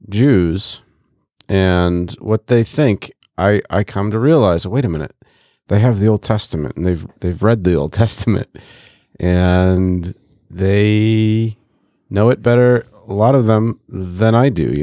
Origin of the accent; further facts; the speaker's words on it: Côte d’Ivoire; I grew up in West and Central Africa, so I literally walked past a mosque to going to school every day when I was in the Ivory Coast.